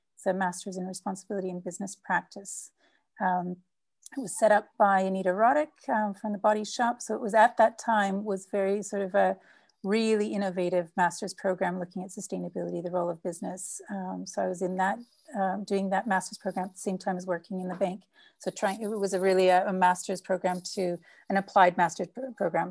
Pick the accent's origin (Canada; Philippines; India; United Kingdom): Canada; now in São Paulo, Brazil; I'm Canadian, but with, um, Dutch parents who immigrated to Canada